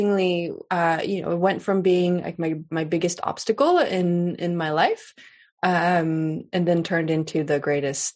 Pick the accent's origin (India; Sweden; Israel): Sweden; I grew up in Sweden. I'm Swedish. I grew up in Sweden.